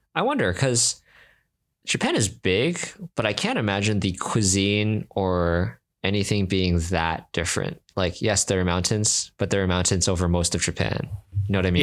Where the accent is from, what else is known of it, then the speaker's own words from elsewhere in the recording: Singapore; I'm from Singapore